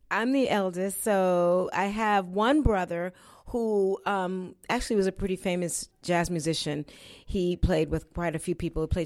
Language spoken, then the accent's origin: English; Florida, United States; born there; I grew up. I was born in Florida, and uh, my parents were. My dad was in the military.